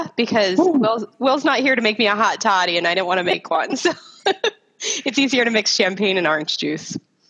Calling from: Washington, United States; I guess I'm the one that's the furthest west. I'm calling from the Pacific Northwest, beautiful state of Washington.

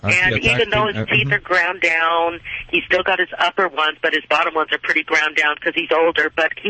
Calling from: Sun Valley, United States; I'm in Sun Valley.

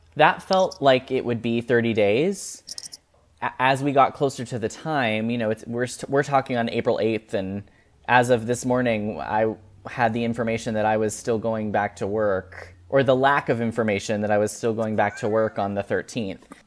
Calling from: Lexington, Kentucky, United States; today I'm calling from Lexington, Kentucky

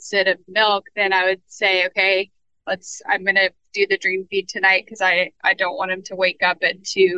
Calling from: New Orleans, Louisiana, United States; I am in New Orleans, Louisiana.

